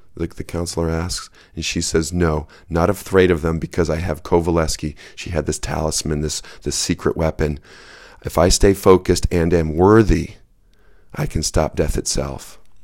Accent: West Michigan, United States; moved away as an adult; also born or lived in Napa Valley / Japan / Grand Rapids; I grew up in West Michigan

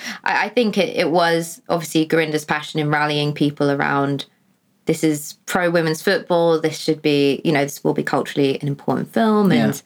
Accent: East of England, United Kingdom; growing up in a very sort of white area down in Hertfordshire/Bedfordshire.

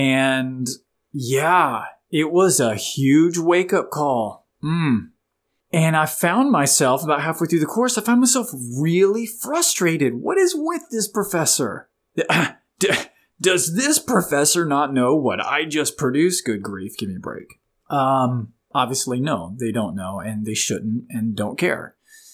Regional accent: Florida, United States; moved away; I grew up in the Sunshine State, Florida, but I've been up here in Virginia for the last 20 years.

